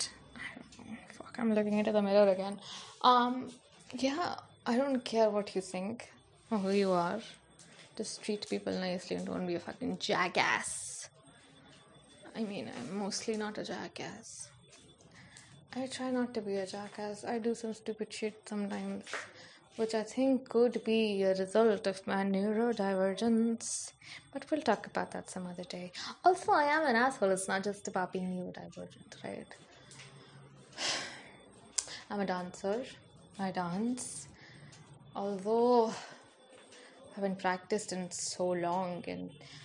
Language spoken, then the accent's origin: English; India; I'm fucking Indian.